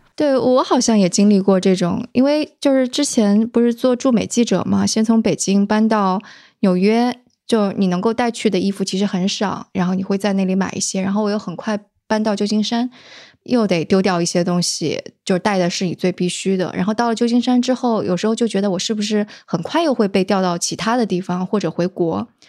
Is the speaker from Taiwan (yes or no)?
no; southern Jiangsu, China; 我是江苏人嘛，而且是那个，呃，江苏南部的人